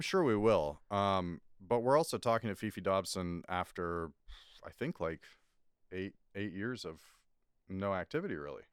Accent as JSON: {"language": "English", "town": "Scarborough", "region": "Ontario", "country": "Canada", "tie": "born or raised there", "said": "growing up in Scarborough"}